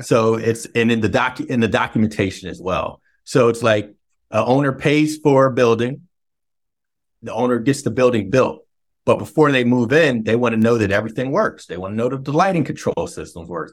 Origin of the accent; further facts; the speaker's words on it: Philadelphia, Pennsylvania, United States; now in DMV area, United States; we're both originally from Philly